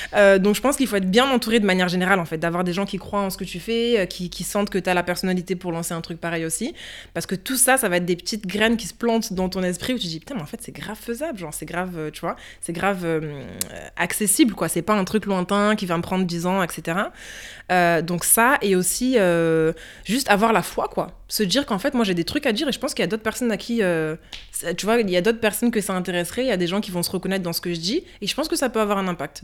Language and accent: French; France; en tant que petite fille noire qui grandit en France